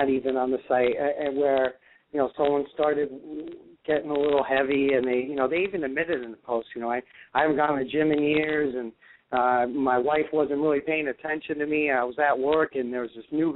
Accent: New York, United States; I'm from New York

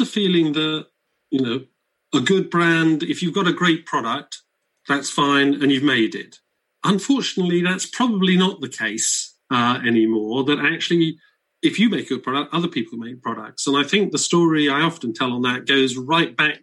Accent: United Kingdom; being British

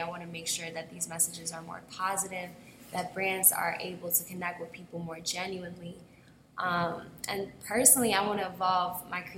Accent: Chicago, Illinois, United States; I'm from Chicago

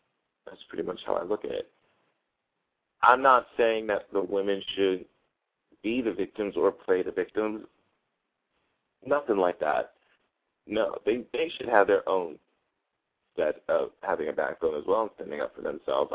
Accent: New Jersey, United States; I'm from Jersey

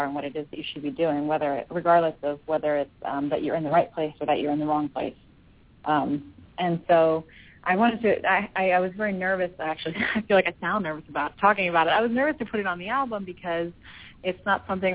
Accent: Philadelphia, Pennsylvania, United States; moved away as an adult; now in Los Angeles, United States; It's always nice to be in my hometown

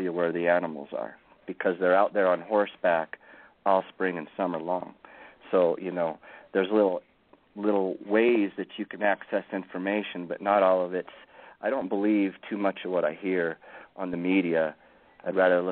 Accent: Lookout Mountain, Colorado, United States; I was raised on Lookout Mountain, Colorado.

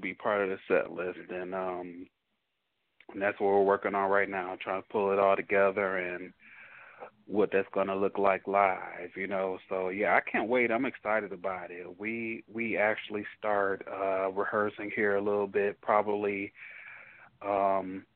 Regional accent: Detroit, Michigan, United States; now in Dallas, United States; I'm from Detroit, so Detroit has a history of house music

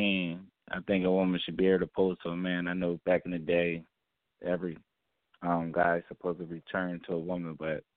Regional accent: Wilmington, Delaware, United States; from Wilmington, Delaware.

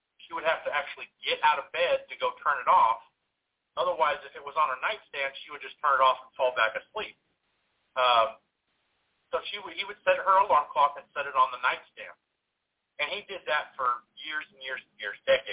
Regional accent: Central Valley of California, United States; also born or lived in northern Mississippi; now in Mississippi, United States; I'm from the Central Valley of California, but I live in northern Mississippi

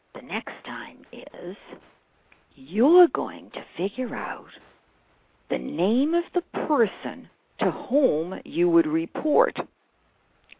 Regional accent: Boston, Massachusetts, United States; Big Bucks Bank in Boston, Massachusetts. That's my hometown.

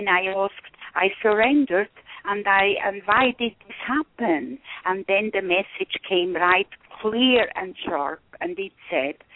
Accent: Switzerland; now in Cusco, Peru; close to my home country, Switzerland

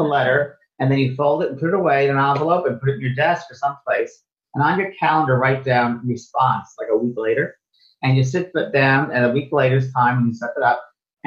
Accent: New York, United States; moved away as an adult; also born or lived in San Francisco, United States / Los Angeles, United States; I thought I was from New York

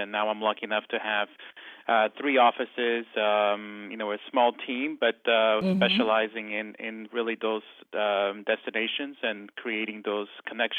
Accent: outside of Porto, Norte, Portugal; now in United States; I grew up on a small little farm outside of Porto, one of the second largest city in Portugal. And immigrated to the United States back in the late 80s

